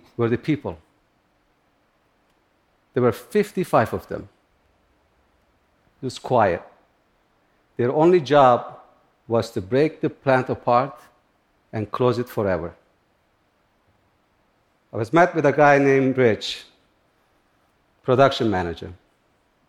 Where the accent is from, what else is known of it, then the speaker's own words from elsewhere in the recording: Turkey; also born or lived in upstate New York, United States; now in United States; I grew up in Turkey, in a similar environment, near the Kurdish mountains.